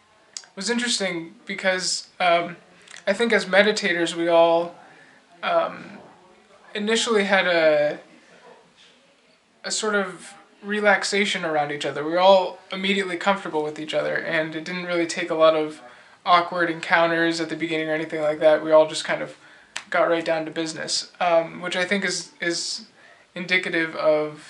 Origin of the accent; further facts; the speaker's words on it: United States; I'm from the States. I live in Washington, D.C.